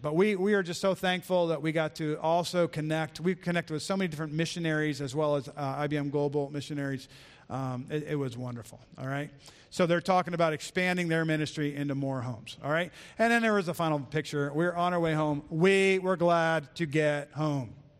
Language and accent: English; United States; as an American